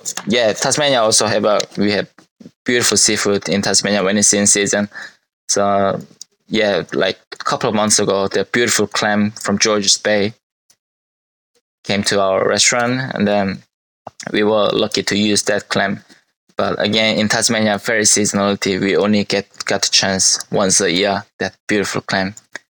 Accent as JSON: {"language": "English", "country": "South Korea", "tie": "born or raised there", "said": "if you order in Korea, you will get probably 5 side dishes to come with. But in my hometown, you should be able to get like 15 different side dishes with just one serve of rice and soup."}